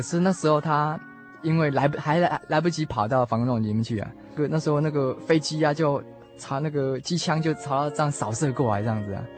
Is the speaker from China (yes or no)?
no; Taipei, Taiwan; also born or lived in Yilan; 我的机关是算南投啦，可是因为我从小是在台北出生的，所以应该是算在地的台北人